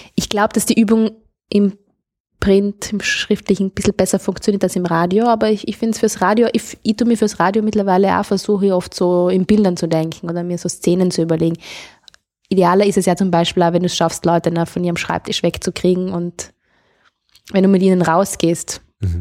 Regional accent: South Tyrol, Trentino-Alto Adige, Italy; Ich bin aus Südtirol

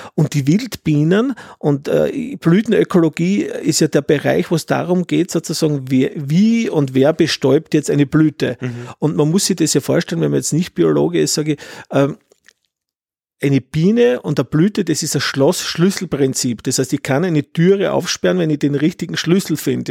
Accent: Styria, Austria; als Steirer

